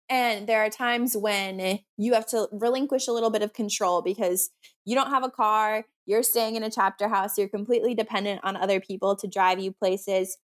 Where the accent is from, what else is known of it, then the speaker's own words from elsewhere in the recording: Minnesota, United States; I'm from Minnesota